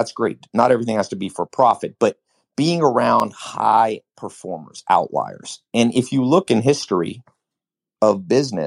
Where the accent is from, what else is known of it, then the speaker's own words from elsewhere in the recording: North Carolina, United States; also born or lived in Los Angeles, California; I spent my high school years in a mobile home in North Carolina